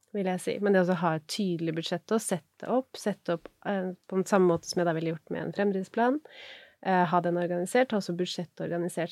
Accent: Norway; er jeg norsk

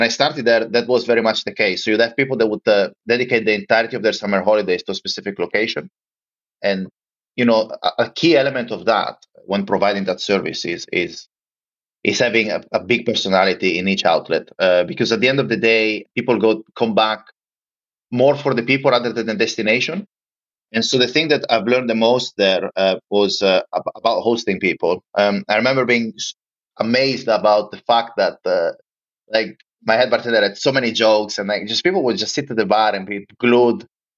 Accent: Lignano Sabbiadoro, Friuli-Venezia Giulia, Italy; moved away as an adult; my hometown in the northeast of Italy. It's a small town tucked underneath the Alps. It's called Lignano

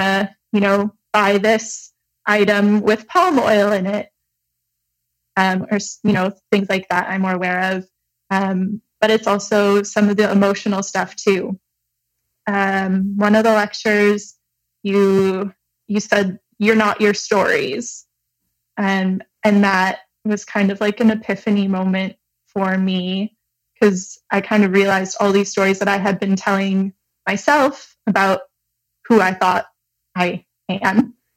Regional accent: Michigan, United States; now in Montreal, Canada

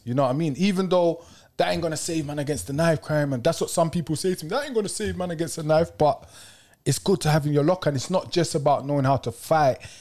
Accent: Kennington, London, United Kingdom; The ends I'm from Kenneton

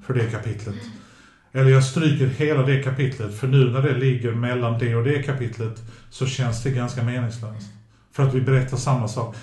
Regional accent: Sweden; Min mamma har ju alltid låtit oss bli svenskar först

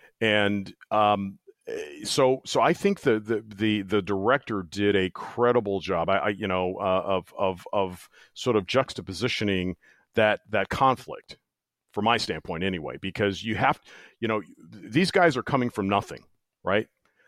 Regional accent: East Coast, United States; also born or lived in Midwest; so I'm originally from the East Coast, spent most of my life in the Midwest, and now I plan on spending the remainder of my time on the planet on the West Coast.

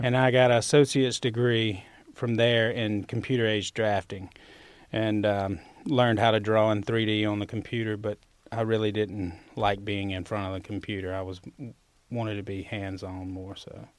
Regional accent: Winona, Mississippi, United States; accent: Southern; moved away as an adult; also born or lived in Oxford, Mississippi; I grew up in Winona, Mississippi

